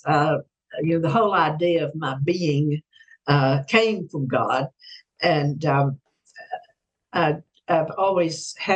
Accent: Mississippi, United States; moved away; when I was growing up in Mississippi in the 50s.

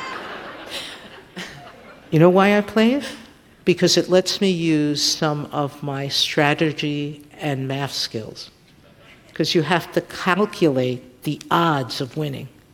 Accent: New York City, New York, United States; I grew up in, in public housing in South Bronx, which is Fort Apache

